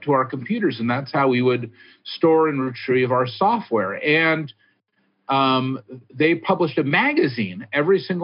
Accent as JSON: {"language": "English", "town": "Hillsborough", "region": "California", "country": "United States", "tie": "born or raised there", "also_born_or_lived": "San Francisco, California", "said": "I grew up in Hillsborough. I went to Burlingame High School."}